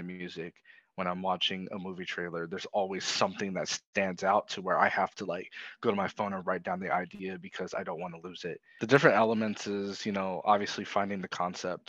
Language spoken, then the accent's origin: English; Las Vegas, Nevada, United States; now in Seattle, United States; I'm from Las Vegas, Nevada, but now I am residing in Seattle, Washington